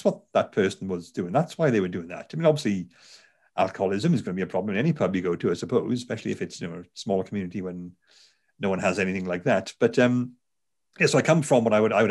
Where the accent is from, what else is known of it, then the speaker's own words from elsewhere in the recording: Garw Valley, South Wales, United Kingdom; accent: Welsh; I'm, as you tell from the accent, I'm a Welsh person. I'm from South Wales. I grew up in the Garo Valley.